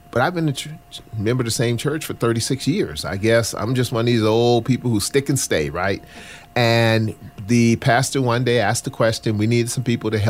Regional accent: the South, United States; as a poor black boy growing up in the South, that I thought that if I could get a corporate job and a company car, that's all I needed because I was running from poverty.

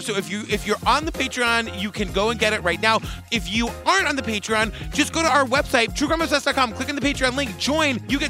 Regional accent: Massachusetts, United States; I'm from Massachusetts, and the Bordens are everywhere. I went to high school with Bordens.

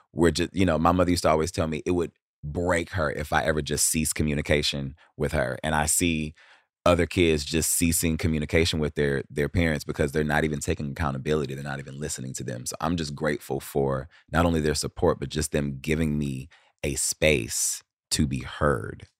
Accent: Cleveland, Ohio, United States; I grew up in Cleveland.

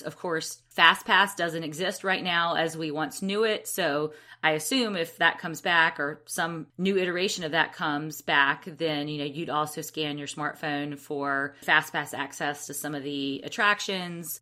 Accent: Alabama, United States; I'm from Alabama

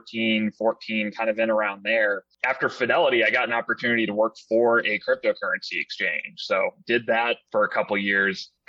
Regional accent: Southern California, United States; moved away as an adult; also born or lived in Northeast United States / Maine; now in New England, United States; So I was born here in the Northeast. Family took me out to Southern California, so that's where I did most of my growing up

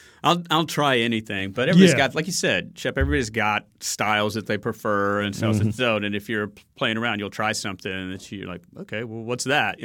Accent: Birmingham, Alabama, United States; So born and raised in Birmingham, although my parents were both immigrants from another country. So little Arab kid growing up in Birmingham was weird. In the 70s.

